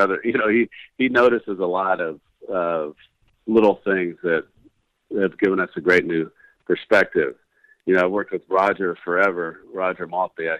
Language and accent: English; Northern California, United States; growing up in Northern California like myself